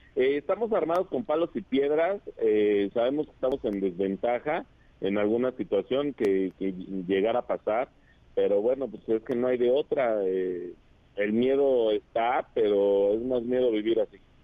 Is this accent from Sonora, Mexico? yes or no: no; State of Mexico, Mexico; yo amo mi estado, amo mi tierra